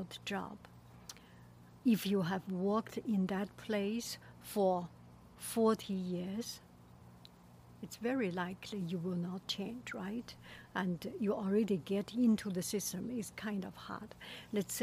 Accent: China; moved away; I am from China

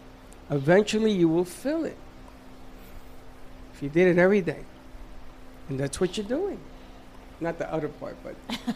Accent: Puerto Rico; I told you when I came from Puerto Rico and I watched The Who?

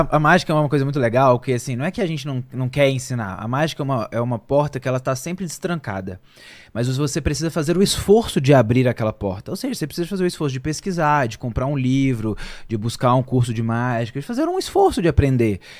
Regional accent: Belo Horizonte, Minas Gerais, Brazil; lá em, em Belo Horizonte, que é a nossa cidade natal, nós somos mineiros.

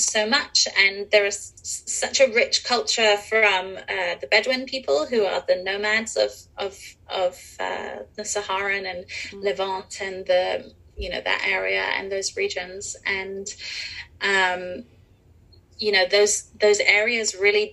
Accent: England, United Kingdom; moved away as an adult; also born or lived in Europe; now in Los Angeles, United States; I grew up in England and in Europe

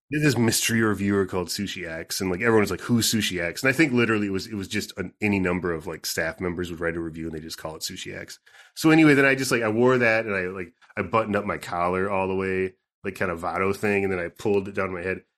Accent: southern Minnesota, United States; where I grew up, I mean, in southern Minnesota

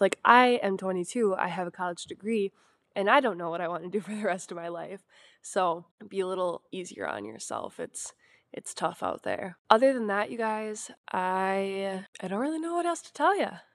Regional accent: Wisconsin, United States; I'm from Wisconsin, born and raised, lived here my whole life

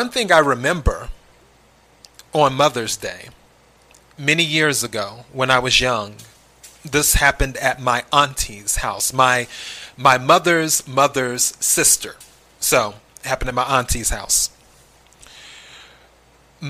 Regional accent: South Carolina, United States; moved away; I'm originally from the South, South Carolina, to be exact.

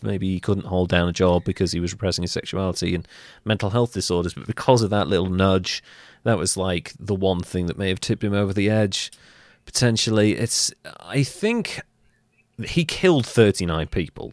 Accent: United Kingdom

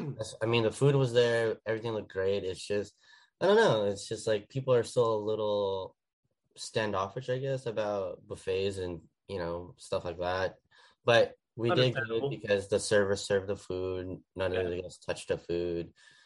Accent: Philippines; And I was like, I'm Filipino.

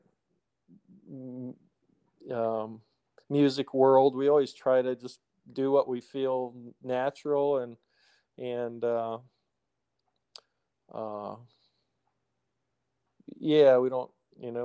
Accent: Portland, Oregon, United States; I was born and raised in Portland

